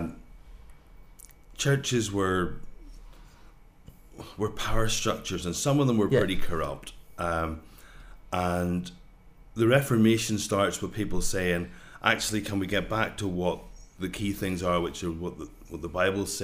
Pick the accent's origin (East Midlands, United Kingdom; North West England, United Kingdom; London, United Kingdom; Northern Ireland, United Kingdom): Northern Ireland, United Kingdom; now in Scotland; I grew up in Northern Ireland, and my experience was of growing up as part of a Presbyterian church there